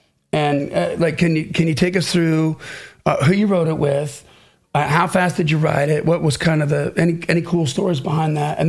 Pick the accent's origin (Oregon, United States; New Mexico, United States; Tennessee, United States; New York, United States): Tennessee, United States; Nashville; I'm from Nashville.